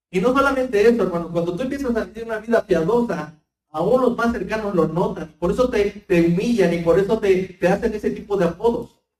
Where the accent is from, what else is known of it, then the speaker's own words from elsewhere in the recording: Mexico; nosotros como buenos mexicanos